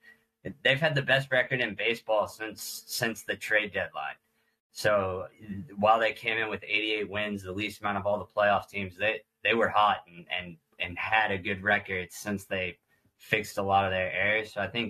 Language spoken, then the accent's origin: English; Atlanta, Georgia, United States; Yeah, 28. Born and raised in Atlanta. Went to Mississippi State with these guys